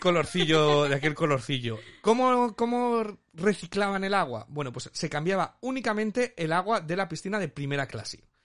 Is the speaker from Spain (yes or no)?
yes; Spain; now in United Kingdom